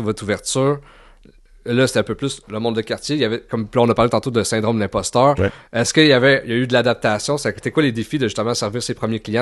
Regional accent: Gatineau, Quebec, Canada; je viens de Gatineau

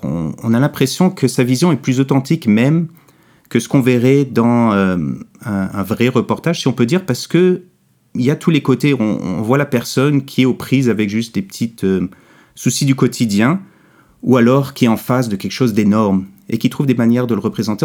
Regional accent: Quebec, Canada; En grandissant au Québec, euh, immigrant de deuxième génération, une mère française de France, un père américain, j'ai grandi pendant le deuxième référendum.

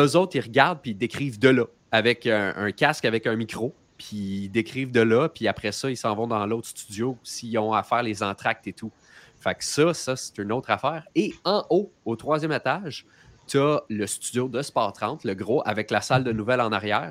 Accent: Quebec, Canada; quand on est québécois

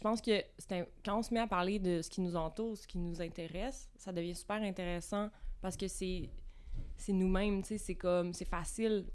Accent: Vaudreuil-Dorion, Quebec, Canada; now in Montreal, Canada; Je viens dans le coin de Vaudreuil-Dorion

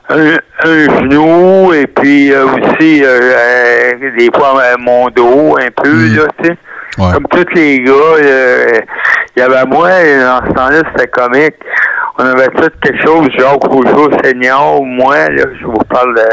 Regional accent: Montreal, Quebec, Canada; je suis descendance italienne, mais en réalité, je suis né à Montréal, je suis euh, Canadien.

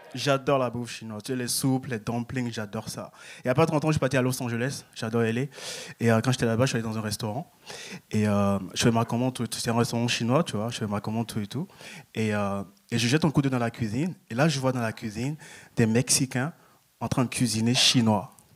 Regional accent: France; moved away as an adult; now in Canada; je viens de France, je suis arrivé il y a deux mois

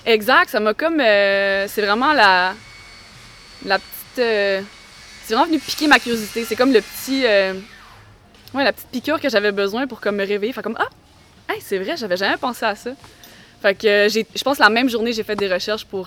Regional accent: Quebec, Canada; also born or lived in Montreal / Spain; quand je suis revenue pour m'établir plus à long terme au Québec

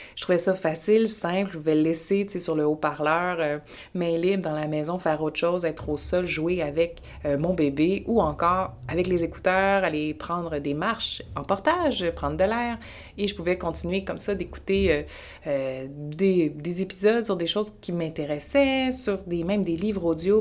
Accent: Quebec, Canada; je viens du Québec, je suis basée à Montréal.

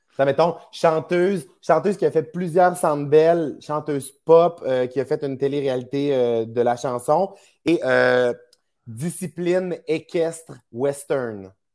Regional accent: Saguenay, Quebec, Canada; now in Montreal, Canada; ma région natale

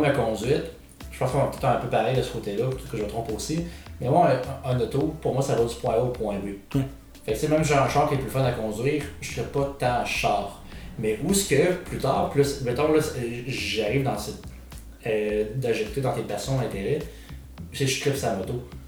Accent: Quebec City, Quebec, Canada; je viens de Québec

